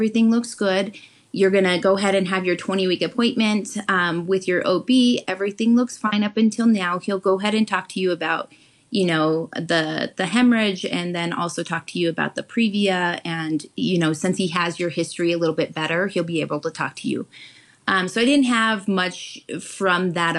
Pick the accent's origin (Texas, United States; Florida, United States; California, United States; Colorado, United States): Colorado, United States; Pueblo; the Colorado State Fair is in my hometown of Pueblo, Colorado